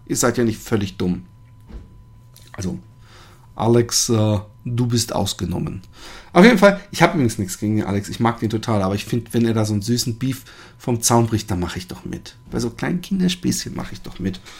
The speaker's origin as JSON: {"language": "German", "country": "Germany", "moved": "yes", "lives_now": "Netherlands", "said": "ich als Deutscher"}